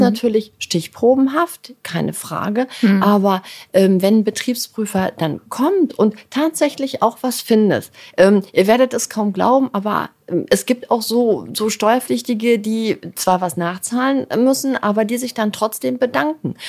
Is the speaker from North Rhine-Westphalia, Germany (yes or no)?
yes; Dortmund, North Rhine-Westphalia, Germany; now in Hamburg, Germany; ich bin ein Kind des Ruhrgebiets. Ähm, ich bin, äh, in Dortmund geboren